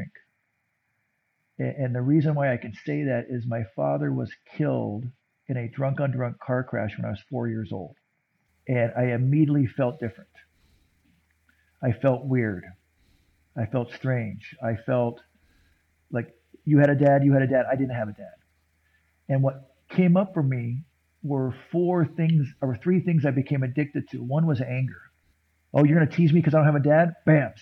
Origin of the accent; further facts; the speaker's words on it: San Diego, California, United States; I was growing up in San Diego, and puberty was happening.